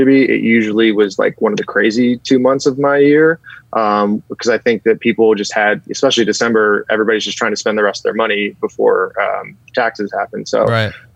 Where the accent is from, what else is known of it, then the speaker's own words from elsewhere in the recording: San Francisco, California, United States; moved away as an adult; also born or lived in Covina / North Hollywood / Woodland Hills / Agoura Hills; now in Los Angeles, United States; I was born and raised in the Bay Area